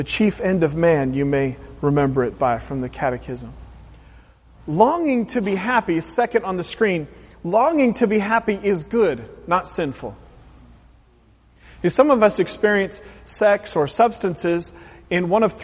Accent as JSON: {"language": "English", "area": "Pacific Northwest", "region": "Oregon", "country": "United States", "tie": "born or raised there", "said": "growing up in the Pacific Northwest, an hour or so from the Pacific Ocean"}